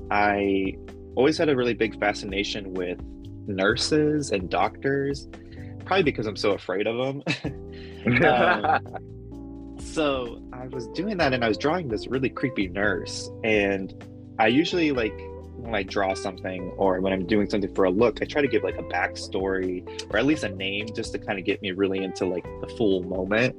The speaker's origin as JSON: {"language": "English", "town": "Phoenix", "region": "Arizona", "country": "United States", "said": "I am from Phoenix, Arizona"}